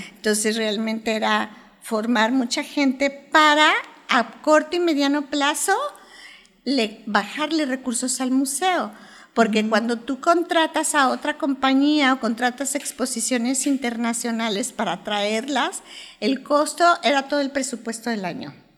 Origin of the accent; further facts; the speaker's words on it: Guadalajara, Jalisco, Mexico; soy de Guadalajara